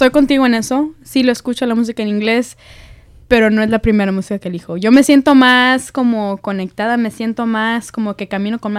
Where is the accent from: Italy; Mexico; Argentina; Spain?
Argentina; yo soy, yo soy latina, yo soy de Argentina y, y esa soy yo, ¿me entiendes?